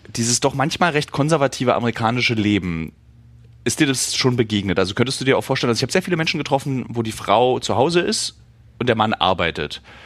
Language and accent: German; Berlin, Germany; als Berliner